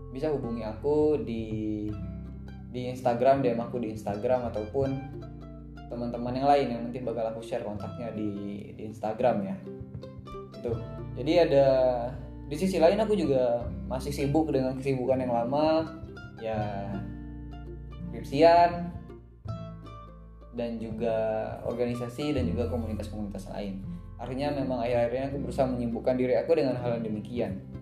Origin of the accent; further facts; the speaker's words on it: Jambi, Indonesia; kampung aku lah lebih tepatnya di Kabupaten Kerinci. Nah, kampung baca ini ini ya sekarang sudah masuk ke tahap eh, masih tahap ngumpulin buku. Jadi aku di Jambi ngumpulin teman-teman